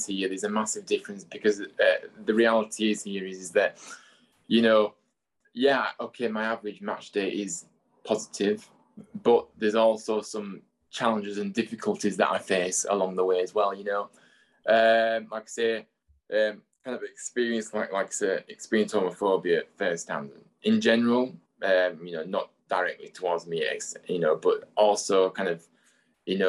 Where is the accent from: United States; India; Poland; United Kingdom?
United Kingdom; Huddersfield, Yorkshire and the Humber; I'm obviously, you know, from Huddersfield, so this is my hometown